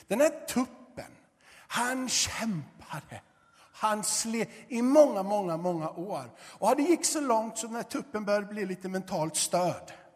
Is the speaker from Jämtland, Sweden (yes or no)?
no; Gothenburg, Västra Götaland, Sweden; moved away as an adult; Jag är uppvuxen i Göteborg